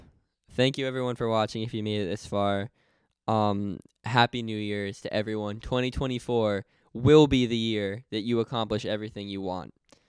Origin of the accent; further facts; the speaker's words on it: Batavia, United States; The second thing was that they mentioned, where are you from? I told them Batavia.